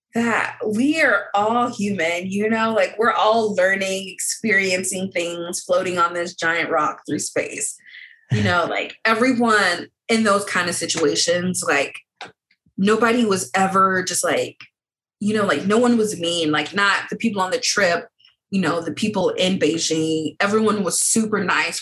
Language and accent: English; United States; I'm from America.